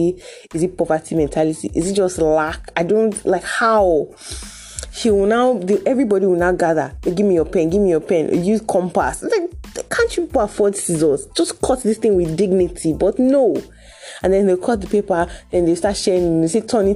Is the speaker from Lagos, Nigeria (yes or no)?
no; Delta, Nigeria; I'm from Delta